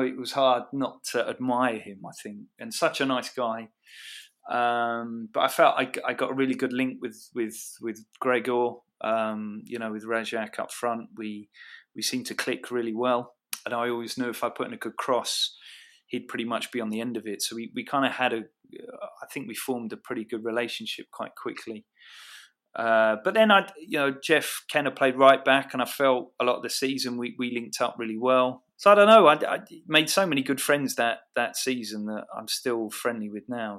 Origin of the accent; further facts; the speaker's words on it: Watford, East of England, United Kingdom; moved away as an adult; Watford had been my hometown club